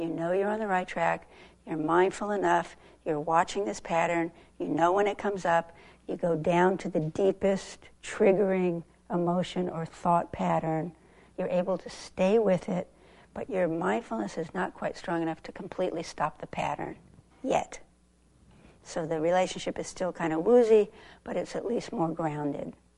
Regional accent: Southern California, United States; moved away; I grew up in Southern California

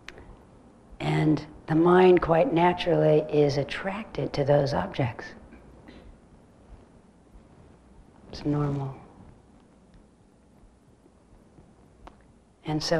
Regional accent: California, United States; moved away; I grew up in California

